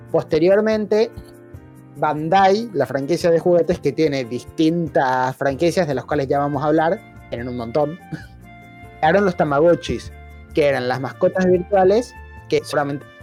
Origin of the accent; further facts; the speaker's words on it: Argentina; also born or lived in Paraguay; Algo que se puede recalcar es que yo en realidad me crié en Paraguay, mientras que todos los demás se criaron acá en Argentina. Todos somos argentinos. Pero yo particularmente los primeros años, de los 3 hasta los 11 años, estuve en Paraguay.